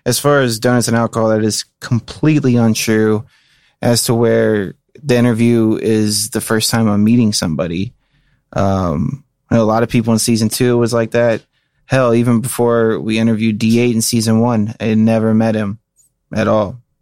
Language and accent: English; Cincinnati, Ohio, United States; I take pride in my hometown where I'm from